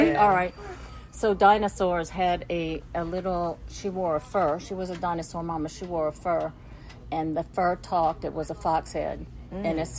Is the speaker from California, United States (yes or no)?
no; New Orleans, Louisiana, United States; moved away; I'm from New Orleans.